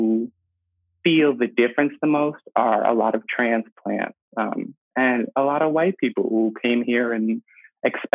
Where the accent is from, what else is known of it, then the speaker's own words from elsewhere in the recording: Albany, New York, United States; moved away; I'm from Albany, New York, and Albany's really, really segregated